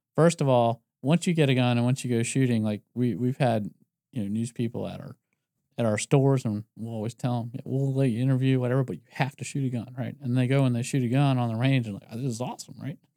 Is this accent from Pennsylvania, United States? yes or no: yes; Philadelphia, Pennsylvania, United States; I'm from Philadelphia or outside of Philadelphia.